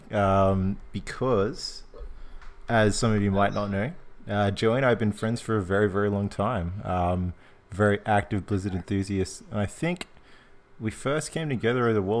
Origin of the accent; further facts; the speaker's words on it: Australia; we're Australian, man.